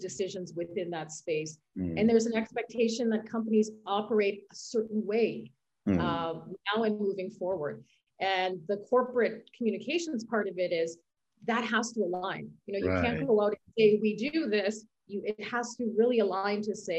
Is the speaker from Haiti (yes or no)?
no; Canada; moved away as an adult; now in Switzerland; where I'm from Canada